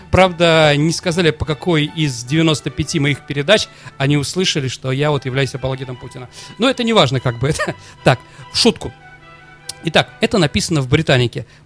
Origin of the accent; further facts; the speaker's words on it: Saint Petersburg, Russia; Как я, нормальный ленинградец, не могу нормально смотреть на немцев, когда мы вспоминаем блокаду.